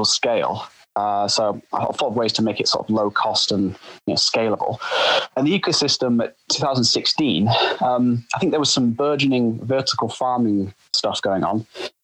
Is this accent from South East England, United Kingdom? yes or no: no; Yorkshire and the Humber, United Kingdom; my hometown in Yorkshire.